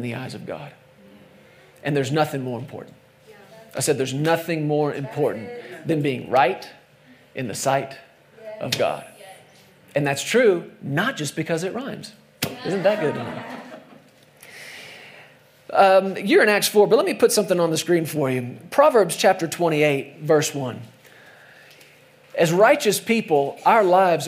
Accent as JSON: {"language": "English", "country": "United States"}